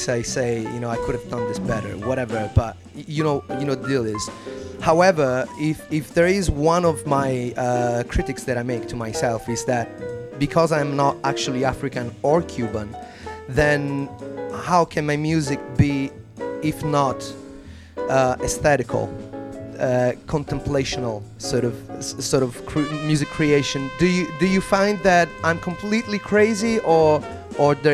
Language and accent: English; Italy; moved away as an adult; now in London, United Kingdom; as an Italian man myself, being based here in London for about 10 years